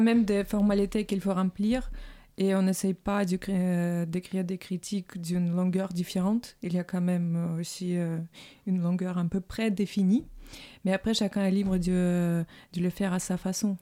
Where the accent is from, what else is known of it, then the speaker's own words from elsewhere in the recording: Saint Petersburg, Russia; now in France; je suis russe. voilà. Donc, bon, je viens de Saint-Pétersbourg